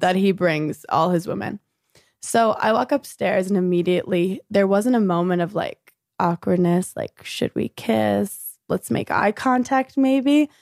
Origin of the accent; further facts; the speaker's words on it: New York City, New York, United States; born in Brooklyn, New York